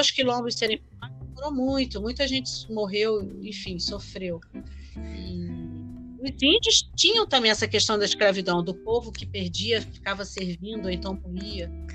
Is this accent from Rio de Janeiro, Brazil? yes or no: yes; Rio de Janeiro, Brazil; moved away; Quando eu era menina, ainda no Rio de Janeiro